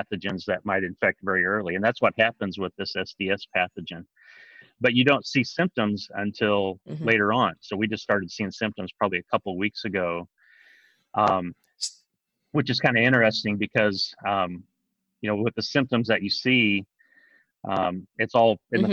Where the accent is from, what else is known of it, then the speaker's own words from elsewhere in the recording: southeastern Illinois, United States; moved away as an adult; also born or lived in North Dakota; now in Kentucky, United States; I'm originally from southeastern Illinois. So I grew up just about an hour and a half from where I work now at Princeton